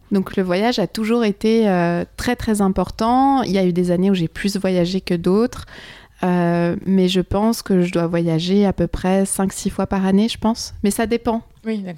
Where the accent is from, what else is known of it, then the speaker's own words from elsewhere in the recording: Switzerland; moved away as an adult; also born or lived in Lisbon; now in Paris, France; je viens de Suisse